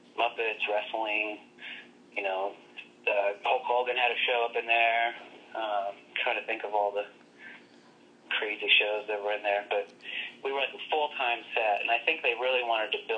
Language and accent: English; Oklahoma, United States; I'm from Oklahoma